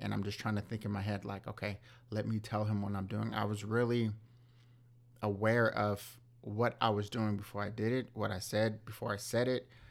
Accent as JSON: {"language": "English", "region": "Southern California", "country": "United States", "tie": "born or raised there", "said": "growing up in Southern California"}